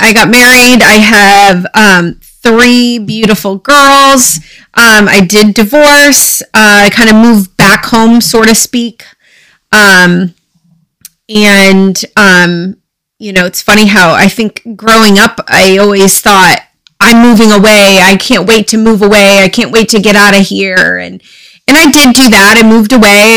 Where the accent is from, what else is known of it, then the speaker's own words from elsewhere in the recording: Dexter, Maine, United States; I was uh, born and raised in Dexter, Maine